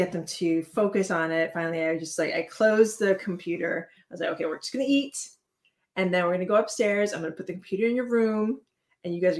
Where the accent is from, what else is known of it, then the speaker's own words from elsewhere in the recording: Hawaii, United States; I was born in Hawaii, I am Hawaiian